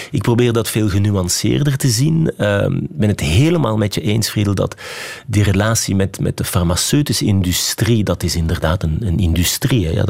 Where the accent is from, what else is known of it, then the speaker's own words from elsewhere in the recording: Flanders, Belgium; now in Liège, Belgium; ik vind dat we als Vlamingen Wallonië onvoldoende goed kennen. Hè. Ik, ik woon nu inderdaad in Luik.